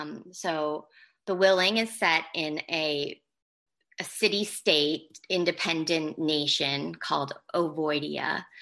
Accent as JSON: {"language": "English", "region": "England", "country": "United Kingdom", "tie": "born or raised there", "also_born_or_lived": "United States", "said": "So I grew up partly in England and partly in America. I went to three different high schools, and one of them was my sophomore year I spent in England, but it was considered their final year of high school."}